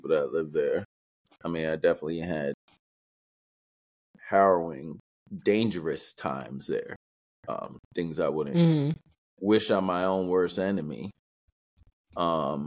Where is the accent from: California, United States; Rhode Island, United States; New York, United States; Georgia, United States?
New York, United States; New York City; moved away; I'm from Queens, New York